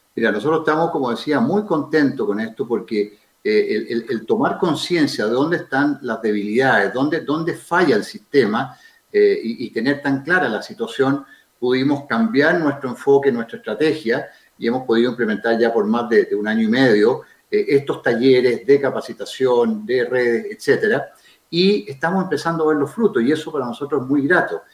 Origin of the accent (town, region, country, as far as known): Chile